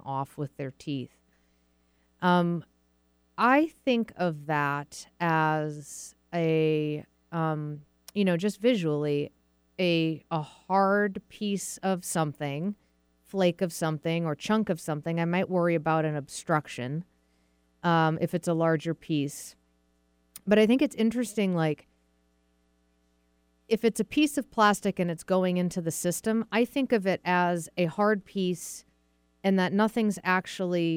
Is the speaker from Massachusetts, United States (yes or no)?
yes; Massachusetts, United States; now in Seattle, United States; I grew up in Massachusetts